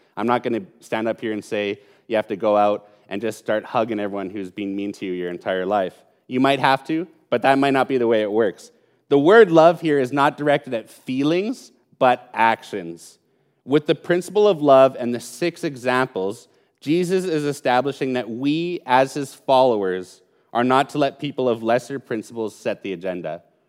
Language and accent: English; Calgary, Alberta, Canada; I was born in Calgary. I was raised in Calgary, and I've lived most of my life in Calgary